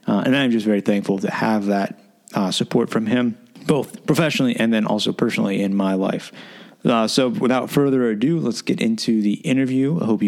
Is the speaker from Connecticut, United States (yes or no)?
no; Pennsylvania, United States; I was born in Pennsylvania.